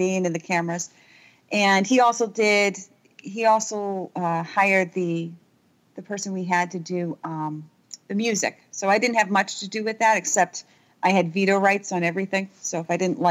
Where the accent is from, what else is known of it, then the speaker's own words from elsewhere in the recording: New England, United States; I'm American